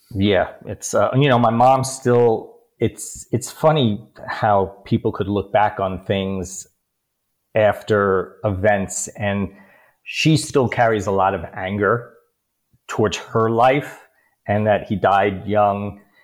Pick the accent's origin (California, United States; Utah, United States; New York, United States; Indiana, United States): New York, United States; New York City; also born or lived in Bronx / Queens / Long Island / Upper East Side; a new york city kid grew up with an abusive alcoholic father.